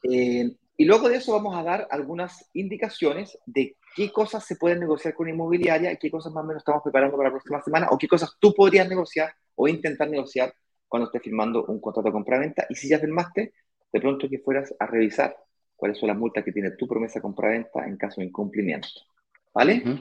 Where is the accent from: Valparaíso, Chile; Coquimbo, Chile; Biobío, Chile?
Valparaíso, Chile; Yo soy de Valparaíso. sí.